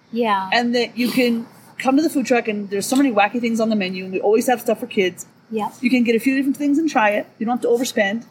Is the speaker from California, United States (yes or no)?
yes; Southern California, United States; now in Lee Vining, United States; I grew up in Southern California